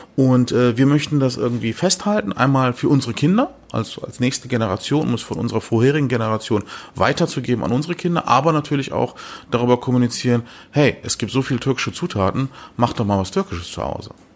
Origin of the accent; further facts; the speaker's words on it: Germany; Ich bin ja in Deutschland geboren, Eltern Gast, als Gastarbeiter